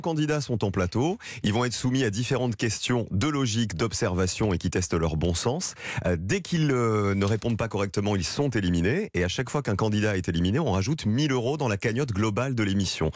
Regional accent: Digne-les-Bains, Provence-Alpes-Côte d'Azur, France; Je suis de Digne

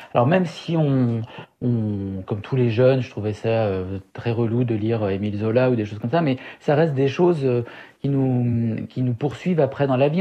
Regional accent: Syria; moved away; mon enfance en Syrie

